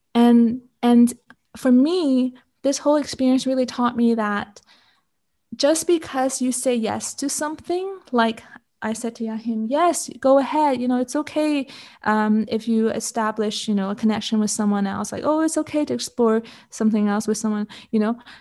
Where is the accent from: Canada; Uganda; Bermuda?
Canada; also born or lived in Hong Kong; I'm Canadian, born in Hong Kong, but grew up in Canada